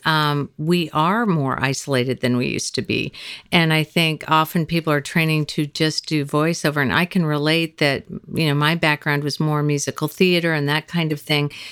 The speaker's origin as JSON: {"language": "English", "region": "Kansas", "country": "United States", "moved": "as an adult", "lives_now": "Los Angeles, United States", "said": "we're both from Kansas"}